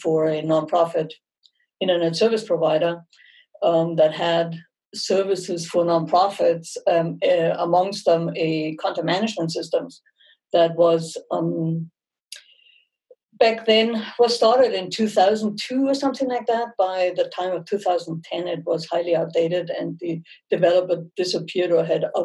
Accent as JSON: {"language": "English", "town": "Munich", "region": "Bavaria", "country": "Germany", "tie": "born or raised there", "accent": "German", "second_language": "English", "moved": "as an adult", "lives_now": "United States", "said": "I'm born and raised in Munich"}